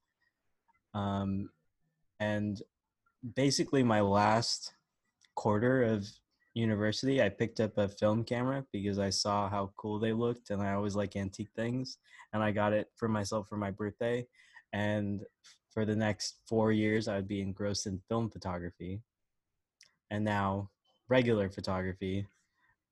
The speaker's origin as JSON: {"language": "English", "town": "Long Beach", "region": "California", "country": "United States", "said": "I'm from Long Beach, California."}